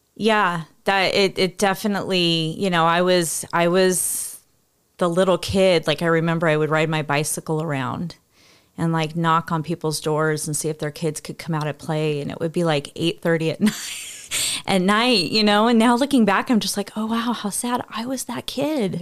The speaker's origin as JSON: {"language": "English", "region": "California", "country": "United States", "tie": "born or raised there", "said": "we grew up in California"}